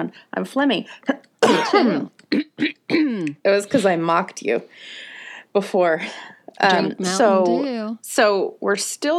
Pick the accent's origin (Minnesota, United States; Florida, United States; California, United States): Minnesota, United States; accent: Minnesota; oh, come on out and get an air conditioner. that's my Minnesota accent.